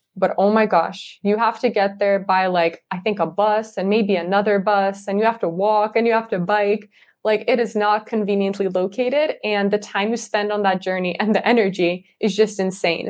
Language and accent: English; California, United States; moved away as an adult; now in Leiden, Netherlands; growing up in California in the U S